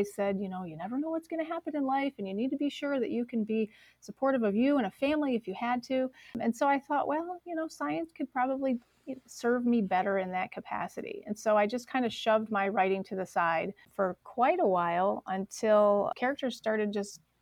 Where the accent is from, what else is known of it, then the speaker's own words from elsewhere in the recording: Michigan, United States; moved away as an adult; also born or lived in Ohio; now in Dayton, United States; I come from Michigan